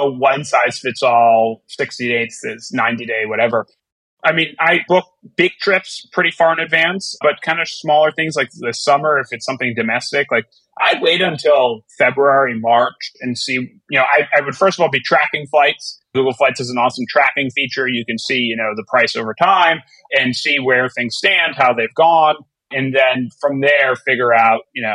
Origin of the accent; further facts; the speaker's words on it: South Florida, United States; now in New York, United States; I grew up in South Florida and I live in New York now